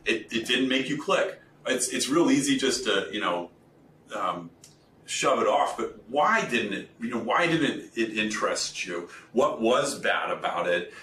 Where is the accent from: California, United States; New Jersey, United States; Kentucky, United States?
Kentucky, United States; I'm from Kentucky